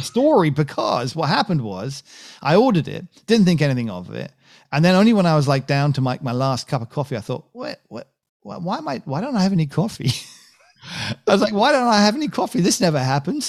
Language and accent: English; United Kingdom; I'm British